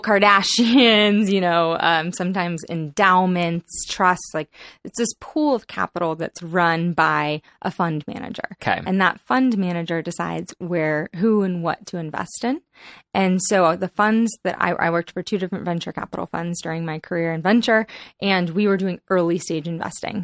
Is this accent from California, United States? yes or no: yes; San Diego, California, United States; also born or lived in Boston / Los Angeles; now in San Francisco, United States; I grew up in San Diego, California